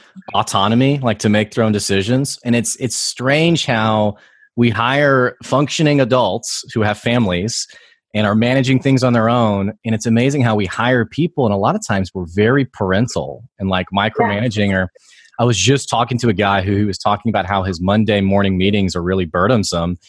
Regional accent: United States; there were so many jokes to me as the American

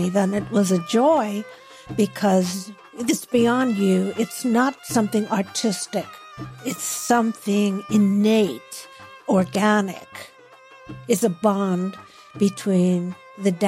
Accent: Pittsburgh, Pennsylvania, United States; moved away as an adult; now in Los Angeles, United States; I was born in Pittsburgh, Pennsylvania

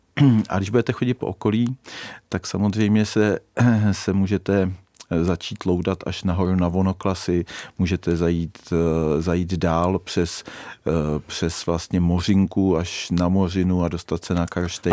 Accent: Řevnice, Central Bohemian Region, Czechia; also born or lived in Hořice / Prague; now in Karlík, Czechia; narodil jsem se v Řevnicích, tam jsem, eh, tam jsem potom začal bydlet se svou ženou eh, ve domě po rodičích

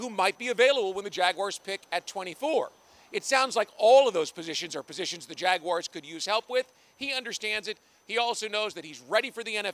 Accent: Kansas City, Missouri, United States; now in Jacksonville, United States; my hometown, Kansas City, Missouri

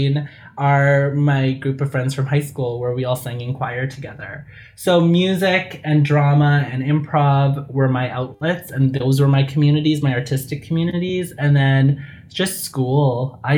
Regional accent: Saskatchewan, Canada; I grew up in Saskatchewan.

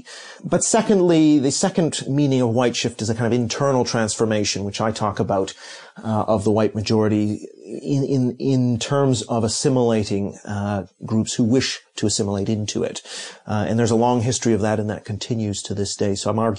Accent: Canada; also born or lived in Hong Kong / Tokyo; now in London, United Kingdom; I was born in Hong Kong, lived in Tokyo for many years, grew up in Canada, and have been in London for over two decades.

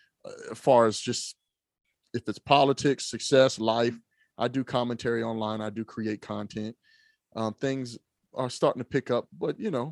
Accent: Trenton, New Jersey, United States; born there; So I was born in Trenton, New Jersey, Fieldsboro, Bordentown, Williamsburg in New Jersey.

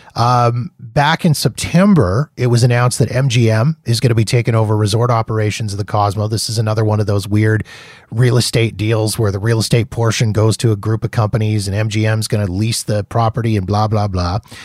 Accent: Canada; being Canadian

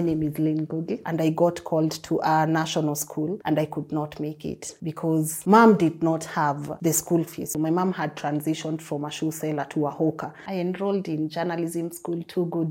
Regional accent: Nairobi, Kenya; Growing up in Huruma was not easy, never easy

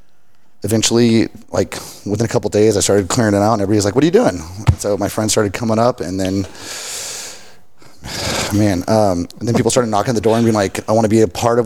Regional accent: Richland Hills, Texas, United States; now in Fort Worth, United States; Fort Worth, Dallas, this whole mid-city area. I grew up in Richland Hills

